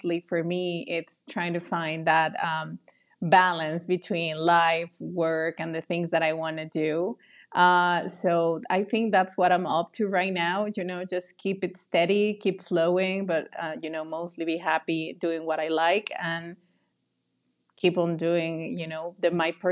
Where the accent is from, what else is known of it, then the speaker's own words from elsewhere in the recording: Mexico; I'm so Mexican.